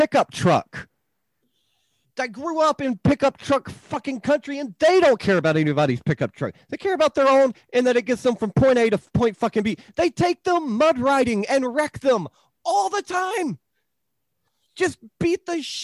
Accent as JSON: {"language": "English", "region": "lower Alabama", "country": "United States", "tie": "born or raised there", "said": "I grew up in you know, lower Alabama."}